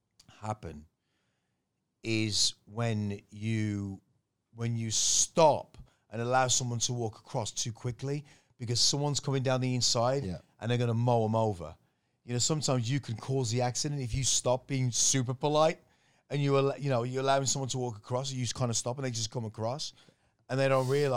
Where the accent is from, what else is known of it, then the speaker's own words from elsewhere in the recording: Thailand; being able to say I grew up in Thailand.